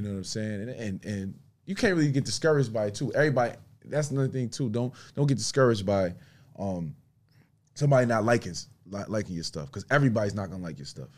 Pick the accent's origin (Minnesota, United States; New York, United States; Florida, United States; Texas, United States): New York, United States; Buffalo; I'm from Buffalo, Buffalo, New York